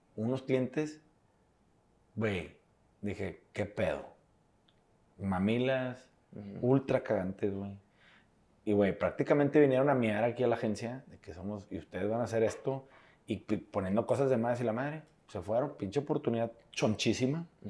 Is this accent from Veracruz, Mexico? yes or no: no; Monterrey, Nuevo León, Mexico; somos regios